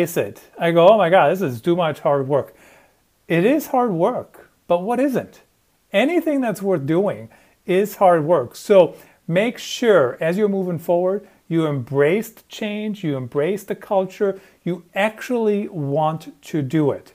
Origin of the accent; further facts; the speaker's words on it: Germany; moved away; I grew up in Germany